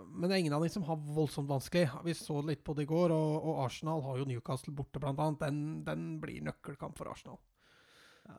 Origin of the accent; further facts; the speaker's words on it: Norway; jeg er norsk